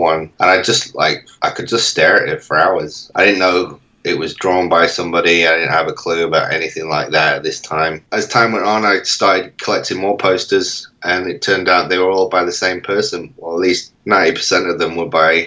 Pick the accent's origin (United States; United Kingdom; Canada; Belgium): United Kingdom; Manchester, North West England; I was born in Manchester and grew up there for most of my life